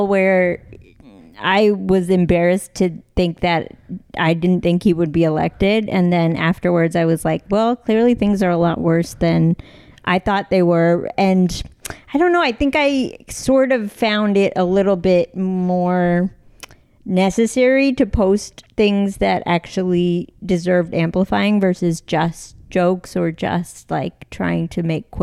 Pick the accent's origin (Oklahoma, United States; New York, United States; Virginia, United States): Virginia, United States; Northern; I grew up in Northern Virginia